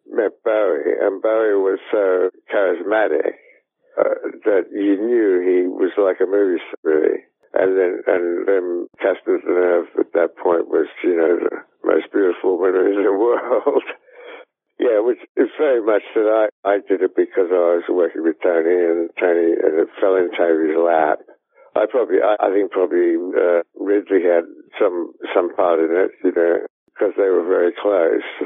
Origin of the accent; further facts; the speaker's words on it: Australia; I'm Australian. I grew up in Australia